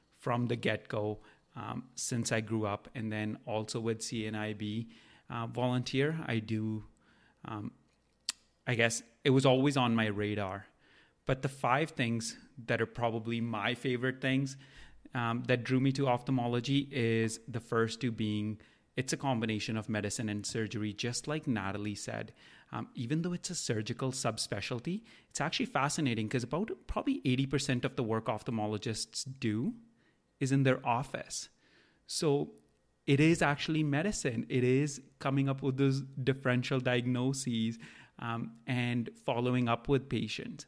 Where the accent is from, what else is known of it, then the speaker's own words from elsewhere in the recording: India; now in Canada; I grew up in India